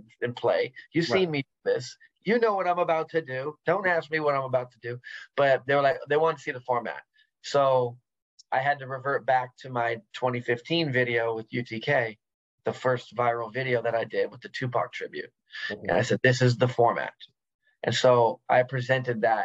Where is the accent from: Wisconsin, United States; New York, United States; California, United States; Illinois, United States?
California, United States; San Diego; I love growing up in San Diego because it made me a gladiator.